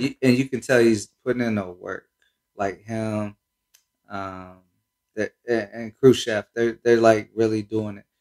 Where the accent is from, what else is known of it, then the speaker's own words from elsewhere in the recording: Cincinnati, Ohio, United States; also born or lived in Minnesota / Columbus; I'm from Cincinnati, uh, but you know I did a, a little time in Minnesota